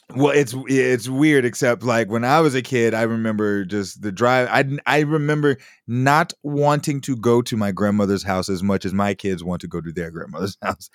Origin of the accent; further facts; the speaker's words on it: Chicago, Illinois, United States; I'm from Chicago, so they take me from, like, a big city with tall buildings